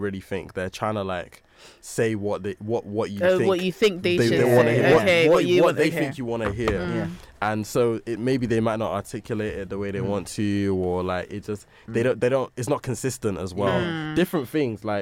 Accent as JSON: {"language": "English", "town": "Bristol", "region": "South West England", "country": "United Kingdom", "moved": "yes", "lives_now": "Coventry, United Kingdom"}